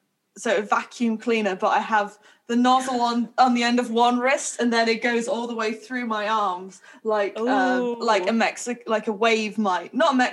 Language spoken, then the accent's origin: English; Birmingham, West Midlands, United Kingdom; I'm from Birmingham.